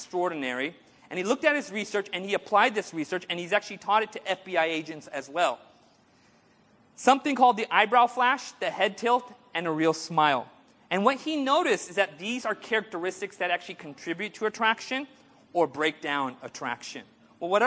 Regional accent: Orange County, California, United States; I grew up in Orange County

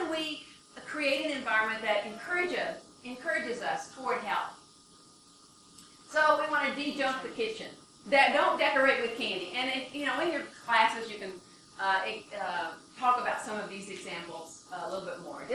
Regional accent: Michigan, United States; I'm from Michigan

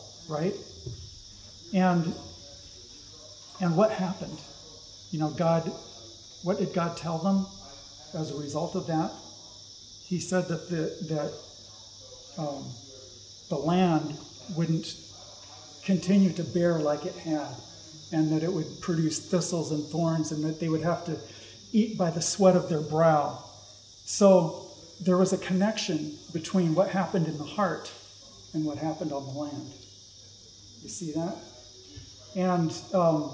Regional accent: Southern California, United States; moved away; I grew up in Southern California

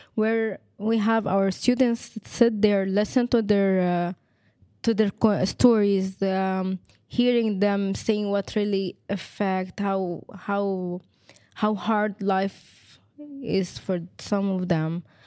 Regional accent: Egypt; now in Lebanon; I'm from Egypt.

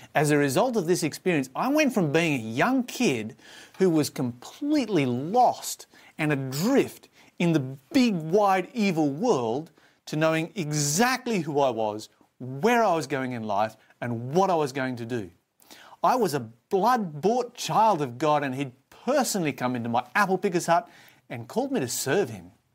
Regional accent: Australia; I was born in Australia

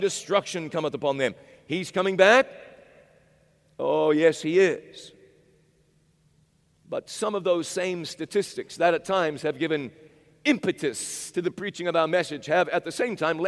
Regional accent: Chattanooga, Tennessee, United States; In Chattanooga, Tennessee, my hometown

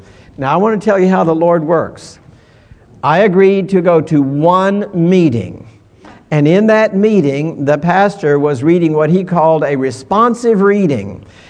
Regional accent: California, United States; We were down in Florida, and I was from California.

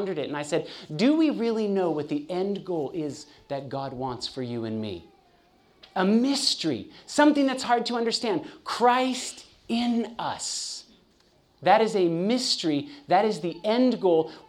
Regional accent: California, United States; now in Chattanooga, United States; I'm born and raised in California

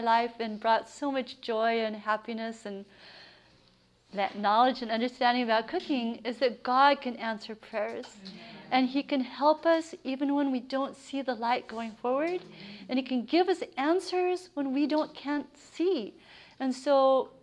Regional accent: Central California, United States; moved away as an adult; now in Maine, United States; I grew up on a farm. I grew up in Central California, and I was a total tomboy

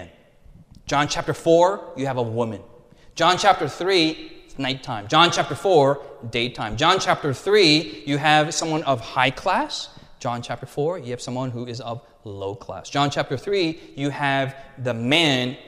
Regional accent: United States; I'm an American

